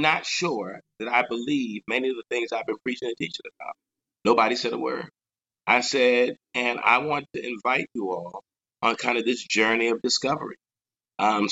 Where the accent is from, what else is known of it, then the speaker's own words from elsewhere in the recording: Long Island, Nassau County, New York, United States; also born or lived in Atlanta / North Carolina; now in New York City, United States; I grew up on Long Island in Nassau County